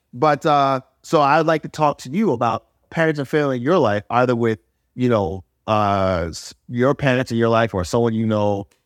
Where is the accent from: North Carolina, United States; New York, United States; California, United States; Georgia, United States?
New York, United States; I'm from New York.